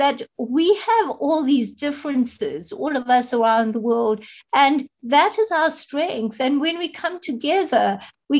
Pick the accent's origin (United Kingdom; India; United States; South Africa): South Africa; I am from South Africa